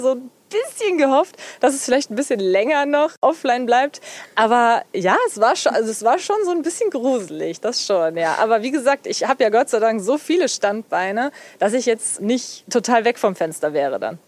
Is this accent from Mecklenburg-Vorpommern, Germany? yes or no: no; near Cologne, North Rhine-Westphalia, Germany; gebürtig komme ich ja eher aus der Richtung, ja, Richtung Köln